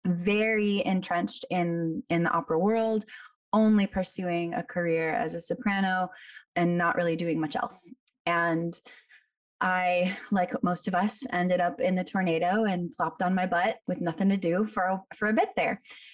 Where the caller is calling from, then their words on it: New York City, New York, United States; I'm calling in from Brooklyn today.